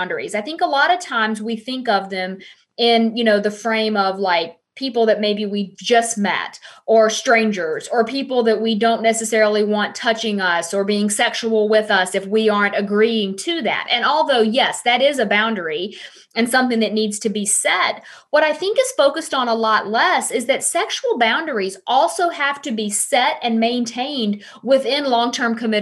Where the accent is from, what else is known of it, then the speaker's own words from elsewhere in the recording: the South, United States; I am from the South